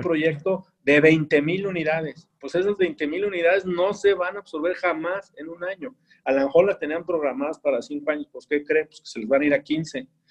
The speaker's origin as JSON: {"language": "Spanish", "region": "Querétaro", "country": "Mexico", "said": "somos una ciudad de 2 millones, no somos Monterrey, Puebla, Ciudad de México"}